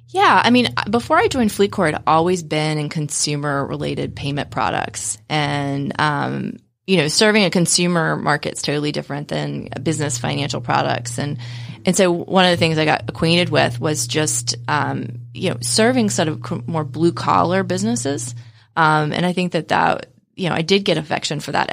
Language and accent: English; West Virginia, United States; I grew up in West Virginia, um, which is not known for being one of the wealthier areas of the United States